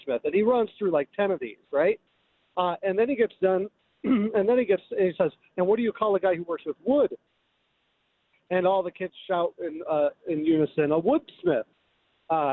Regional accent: Minnesota, United States; I grew up in Minnesota

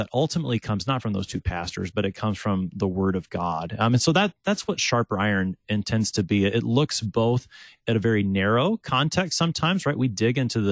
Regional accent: Texas, United States; also born or lived in St. Louis, Missouri; I'm from Texas. I grew up in a slightly different part.

